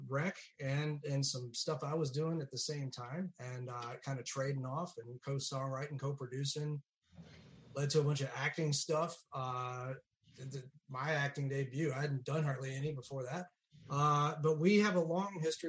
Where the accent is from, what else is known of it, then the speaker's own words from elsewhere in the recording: Central Virginia, United States; I come from Central Virginia originally, I come from a family of musical